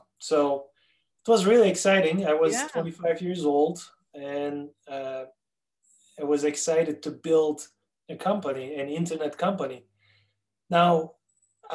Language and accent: English; Turkey; accent: Turkish; English is a second language; moved away as an adult; now in Minneapolis, United States; It is a Turkish accent. I'm originally from Turkey. I was born and raised there. In 1994, I immigrated to the United States